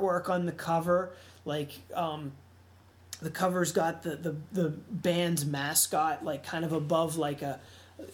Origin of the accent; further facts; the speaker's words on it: Pittsburgh, Pennsylvania, United States; I'm from Pittsburgh.